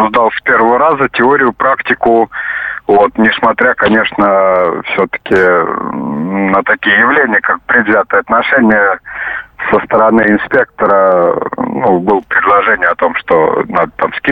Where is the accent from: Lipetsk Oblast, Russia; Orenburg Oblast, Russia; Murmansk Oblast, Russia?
Lipetsk Oblast, Russia; Lipetsk; город Липецк.